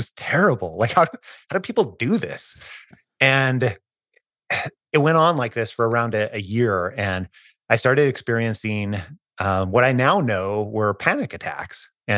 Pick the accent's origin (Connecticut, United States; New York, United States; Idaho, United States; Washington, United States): Idaho, United States; I was born and raised in Northern Idaho, almost as far as you can go before you hit the Canadian border. But I grew up pretty poor.